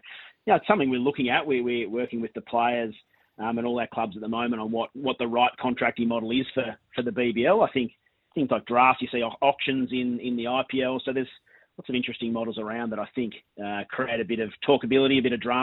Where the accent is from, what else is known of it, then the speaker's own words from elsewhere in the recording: Victoria, Australia; I'm a Victorian